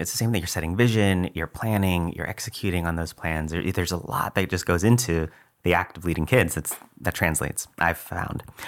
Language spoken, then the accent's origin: English; McAllen, Texas, United States; moved away as an adult; also born or lived in New York; now in San Antonio, United States; to work in McAllen, uh, in the Rio Grande Valley, which is where I grew up, graduated from McAllen High School.